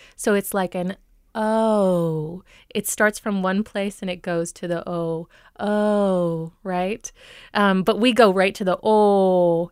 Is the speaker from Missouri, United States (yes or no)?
no; Minnesota, United States; moved away; When I grew up here, before I moved away